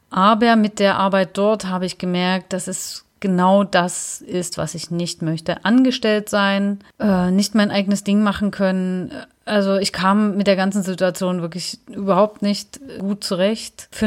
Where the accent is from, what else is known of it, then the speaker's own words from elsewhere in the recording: Dresden, Saxony, Germany; eigentlich für mich fest, ich gehe wieder zurück nach Dresden, weil ich erstmal wieder so ein bisschen in meine Heimat wollte